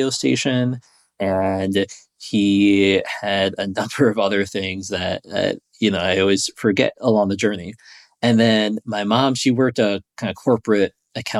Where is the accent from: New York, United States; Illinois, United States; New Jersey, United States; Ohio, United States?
Illinois, United States; Chicago; I was born in Chicago, Illinois, in the city there, and spent most of my life being raised